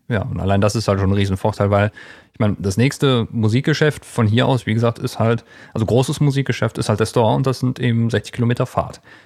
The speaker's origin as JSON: {"language": "German", "town": "Erkelenz", "region": "North Rhine-Westphalia", "country": "Germany", "tie": "born or raised there", "said": "in äh, meiner Heimatstadt in Erklens"}